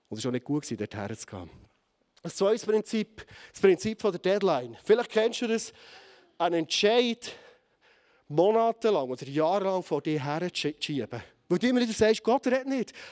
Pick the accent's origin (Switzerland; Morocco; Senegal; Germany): Switzerland; Bern; vielleicht als Berner Oberländer mit einem harten Kopf